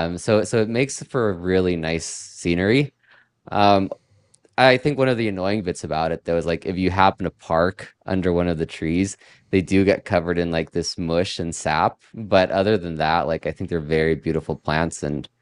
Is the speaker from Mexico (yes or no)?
yes; Mexico; also born or lived in Mexico City; But I'm originally from Mexico, and I lived in Mexico City for a long time.